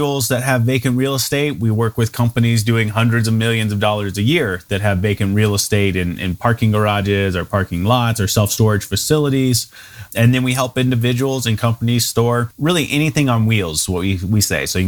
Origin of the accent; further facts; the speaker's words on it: Memphis, Tennessee, United States; moved away as an adult; also born or lived in Germantown, Tennessee / Knoxville, Tennessee / Chattanooga, Tennessee; now in Fort Collins, United States; I'm originally from Tennessee. Grew up in Memphis, went to school in Knoxville